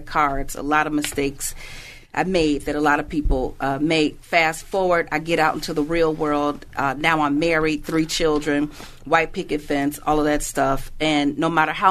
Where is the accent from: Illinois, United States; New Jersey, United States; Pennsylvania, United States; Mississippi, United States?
Illinois, United States; Chicago; I was born and raised in Chicago.